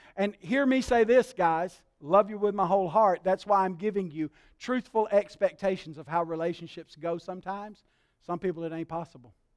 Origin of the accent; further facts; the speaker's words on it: Alabama, United States; I was raised in Alabama